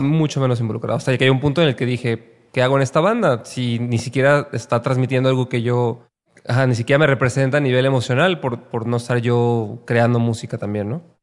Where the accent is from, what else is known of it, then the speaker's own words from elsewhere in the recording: Guadalajara, Jalisco, Mexico; moved away as an adult; also born or lived in Mexico City; Soy de Guadalajara. Nací en Guadalajara.